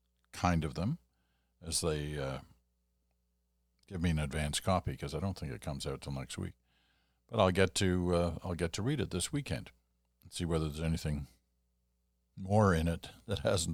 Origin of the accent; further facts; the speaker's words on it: Kitchener, Ontario, Canada; It was from someone from my hometown of Kitchener.